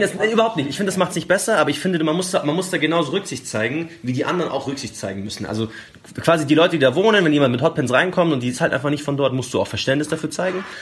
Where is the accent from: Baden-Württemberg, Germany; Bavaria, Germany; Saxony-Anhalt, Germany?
Bavaria, Germany; Munich; gerade als Münchner